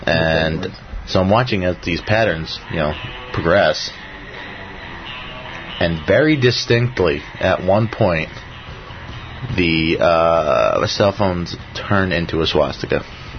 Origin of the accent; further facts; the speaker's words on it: Croton-on-Hudson, New York, United States; I'm from Croton.